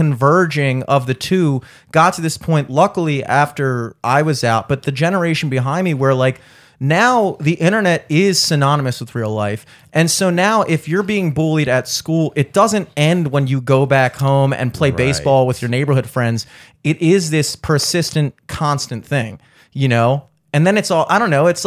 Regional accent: Towson, Maryland, United States; the way I was raised and a lot of my friends, you know, growing up in Towson

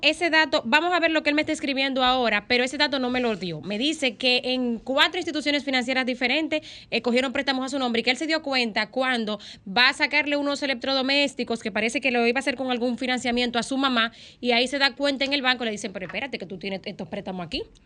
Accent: Dominican Republic; República Dominicana, nosotros eh, nos vendemos y, es lo que somos realmente, un país

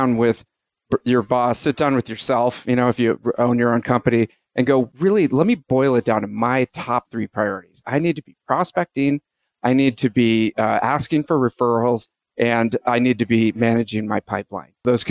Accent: San Francisco, California, United States; I'm from San Francisco

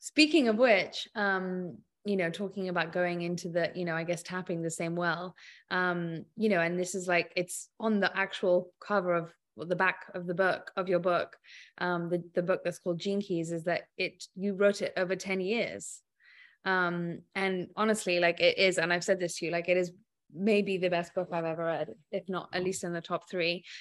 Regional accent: England, United Kingdom; being English

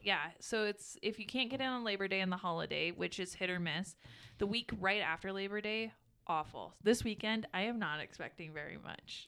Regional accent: United States; accent: American; My accent is American

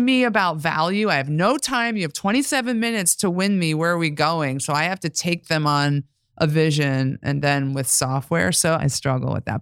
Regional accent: New York, United States; I'm from New York

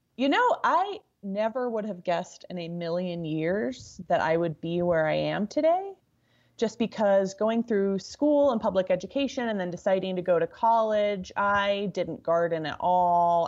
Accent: Deming, New Mexico, United States; also born or lived in Albuquerque, New Mexico; raised in a really small agricultural town in southern New Mexico

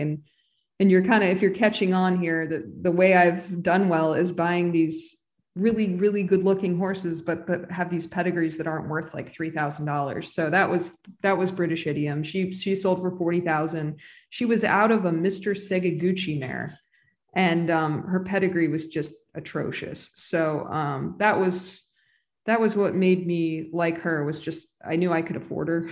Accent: Bethesda, Maryland, United States; moved away as an adult; also born or lived in California; I grew up in Bethesda

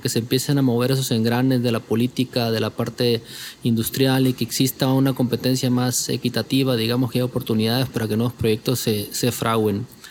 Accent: Culiacán, Sinaloa, Mexico; moved away; Yo soy del noroeste de México, eh, Culiacán, Sinaloa

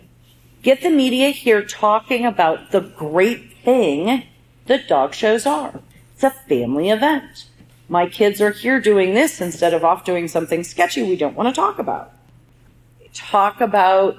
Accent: Southern Oregon, United States; I grew up in Southern Oregon with legit stock dogs

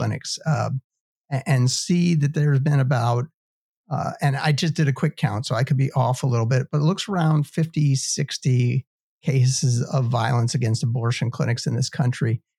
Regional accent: United States; as an American

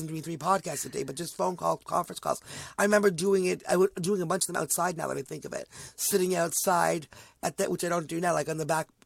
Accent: Ontario, Canada; also born or lived in Toronto; I'm from Ontario

